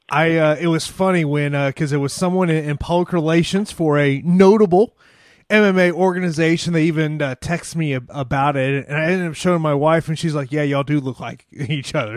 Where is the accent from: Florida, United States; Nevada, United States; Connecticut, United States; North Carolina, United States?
Florida, United States; Tampa; here in my hometown of Tampa, Florida